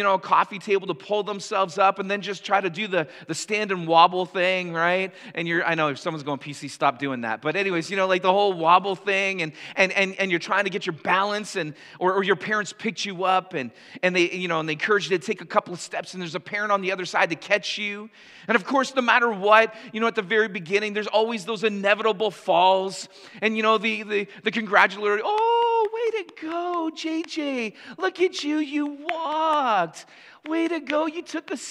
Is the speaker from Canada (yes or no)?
yes; Canada; for us as Canadians